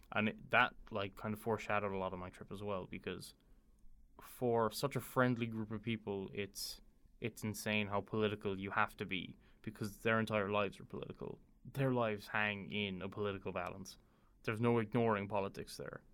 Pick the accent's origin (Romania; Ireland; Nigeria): Ireland; I'm a university student, born and raised in Ireland